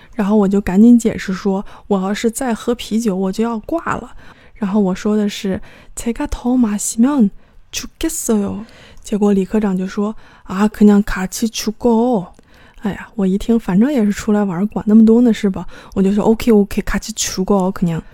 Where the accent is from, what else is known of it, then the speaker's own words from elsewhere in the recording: China; 我们是中国来的